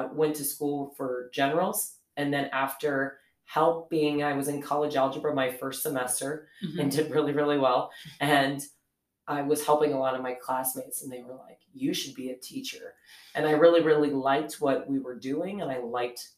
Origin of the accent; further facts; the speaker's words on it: Presho, South Dakota, United States; growing up in a small town, I'm originally from Presho, South Dakota